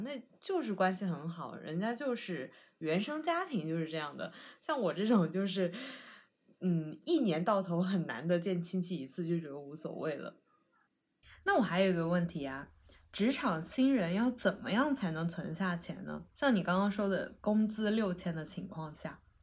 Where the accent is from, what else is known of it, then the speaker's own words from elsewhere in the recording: Sichuan, China; now in Beijing, China; 我是四川人嘛，所以我以前小时候老听我妈讲